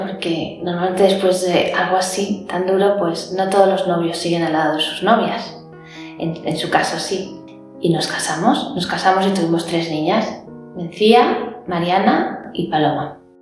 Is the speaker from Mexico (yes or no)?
no; Madrid, Community of Madrid, Spain; nací en Madrid, en una familia muy maravillosa